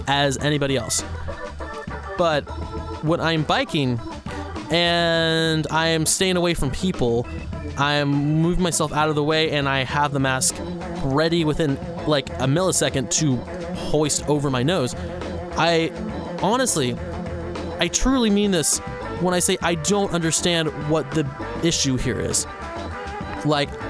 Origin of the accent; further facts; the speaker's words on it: Sacramento, California, United States; moved away as an adult; also born or lived in Bay Area; now in Seattle, United States; When I lived out in Sacramento, I used to love biking all around my hometown